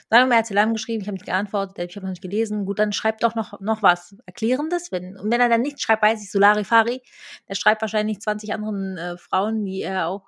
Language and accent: German; Berlin, Germany; Ähm, ich glaube, Berlin, also ich komme aus Berlin und ich glaube, Berlin ist